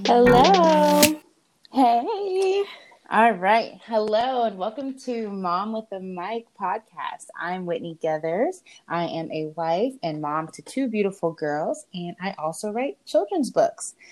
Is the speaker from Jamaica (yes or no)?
yes; Jamaica; I'm Jamaican